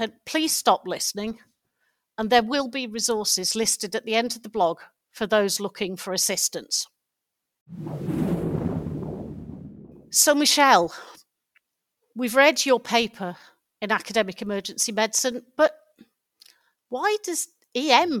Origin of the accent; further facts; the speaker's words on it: United Kingdom; I'm British